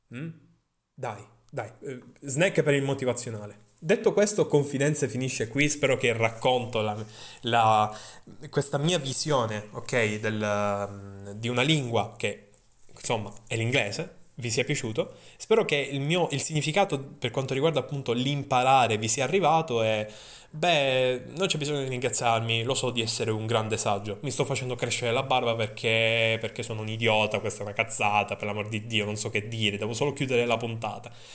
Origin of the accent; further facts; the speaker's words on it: Sicily, Italy; accent: Sicilian; la mia inflessione siciliana